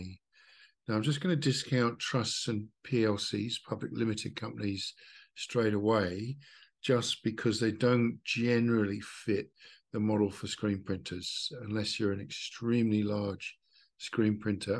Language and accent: English; Australia; I'm from Australia, so I'm working on the Australian model